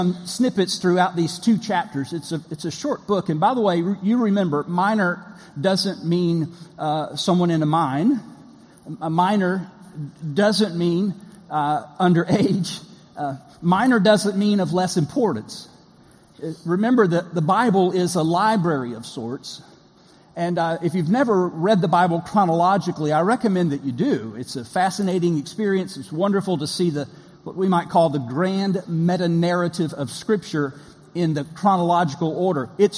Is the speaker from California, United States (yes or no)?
no; Florida, United States; I'm from the Southern Kingdom, not Judah, but Florida. Deep South